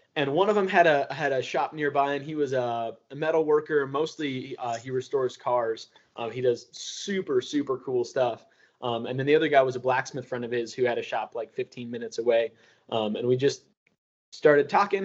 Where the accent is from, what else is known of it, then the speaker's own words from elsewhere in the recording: Seattle, Washington, United States; moved away; also born or lived in Bellevue, Washington; I grew up in Fremont in Seattle, and then I moved to Bellevue when I was a kid